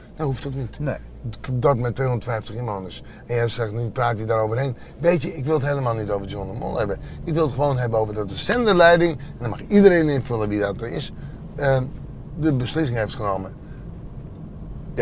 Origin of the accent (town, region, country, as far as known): Friesland, Netherlands; born or raised there